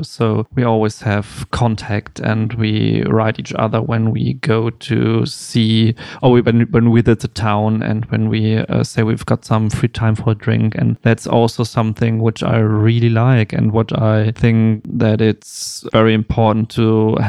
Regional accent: Bielefeld, North Rhine-Westphalia, Germany; moved away as an adult; now in Berlin, Germany; No, I'm from Bielefeld, small town next to Hannover, where I also studied photography. And then I moved here 2009

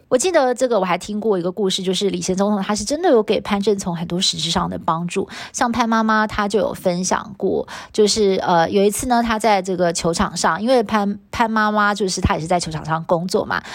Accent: Taiwan; 是我们台湾的教育体制培养出来的小孩哦

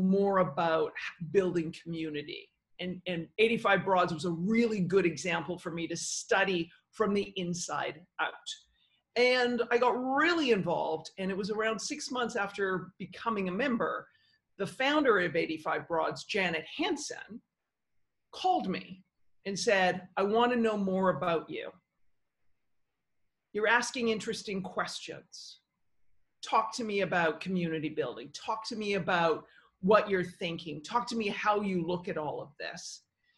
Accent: Victoria, British Columbia, Canada; first language English; moved away as an adult; now in New York, United States; I grew up in Victoria, British Columbia, Canada.

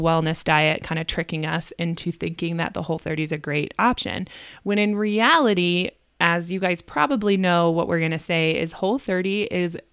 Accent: Midwest, United States; We're from the Midwest, but we also say y'all

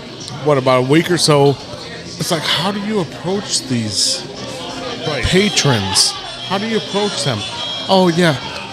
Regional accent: Pakistan; I'm Pakistani.

